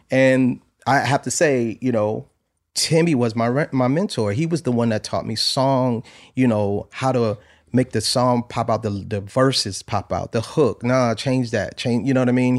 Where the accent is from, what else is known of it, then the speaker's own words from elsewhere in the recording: New Haven, Connecticut, United States; I'm from New Haven, Connecticut